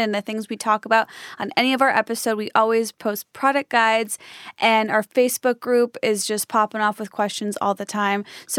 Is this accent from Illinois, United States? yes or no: yes; a suburb of Chicago, Illinois, United States; I'm from Illinois. Okay. A suburb of Chicago.